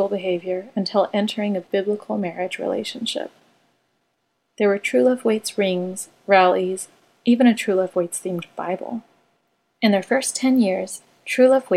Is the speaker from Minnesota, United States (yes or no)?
no; Wichita, Kansas, United States; I grew up in Wichita, Kansas